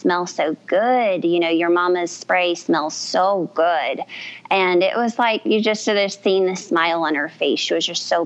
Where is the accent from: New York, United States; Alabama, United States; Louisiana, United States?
Louisiana, United States; South; I was raised in the Cajun community in South Louisiana.